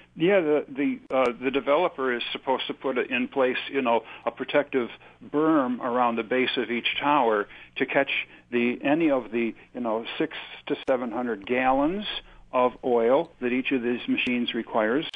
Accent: Chautauqua County, New York, United States; I'm from Chautauqua County

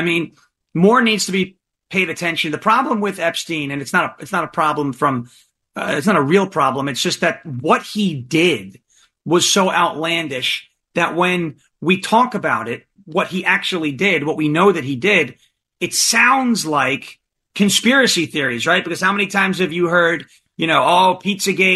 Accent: New York, United States; I grew up back in New York listening to sports a lot, like Boomer and Carton and WFAN

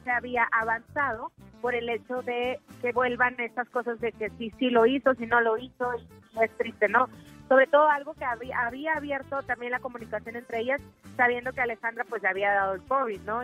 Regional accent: Mexico; nuestro país

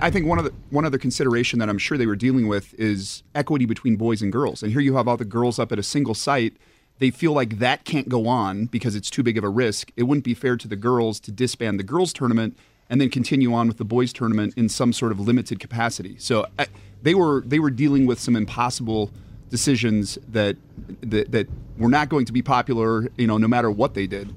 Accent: Montana, United States; now in Wisconsin, United States; born and raised in Montana.

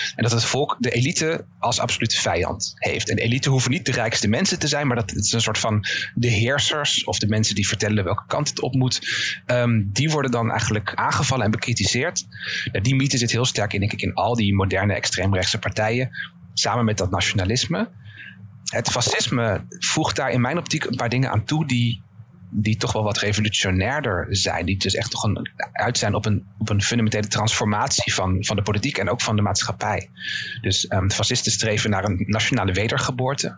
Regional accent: Netherlands; ik misschien als Nederlander

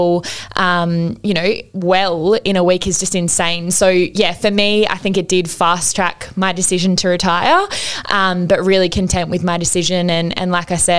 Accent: Newcastle, New South Wales, Australia; I'm back here in Newcastle, my hometown

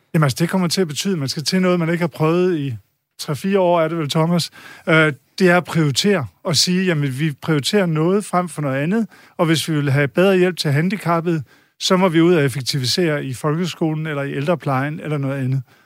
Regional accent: Denmark; vi som danskere

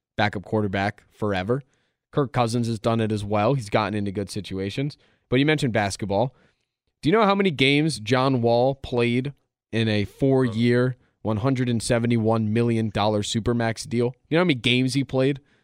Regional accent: Philadelphia, Pennsylvania, United States; ten years old, growing up in Philadelphia

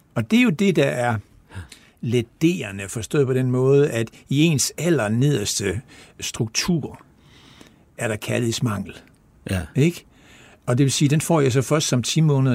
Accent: Esbjerg, Southern Denmark, Denmark; kommer jeg fra Esbjerg og har levet der altid

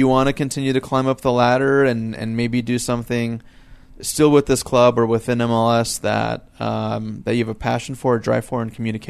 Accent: San Diego, California, United States; now in Salt Lake City, United States; I'm a native from San Diego.

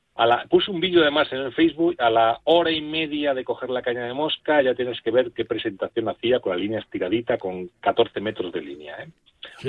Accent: Rionegro del Puente, Castile and León, Spain; yo me crié en Río Negro, Cejas

